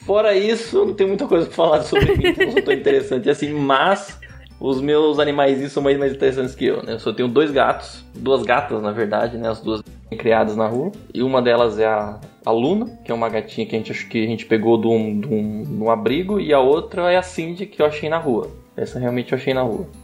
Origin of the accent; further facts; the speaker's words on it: Sumaré, São Paulo, Brazil; eu sou de Sumaré e vou para Campinas para trabalhar